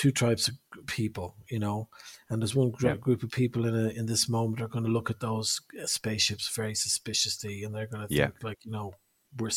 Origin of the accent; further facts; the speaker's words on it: Ireland; I'm from Ireland